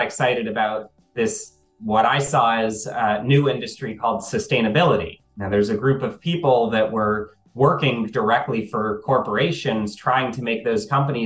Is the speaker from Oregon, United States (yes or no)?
no; D.C., District of Columbia, United States; when I was growing up outside of Washington, D.C.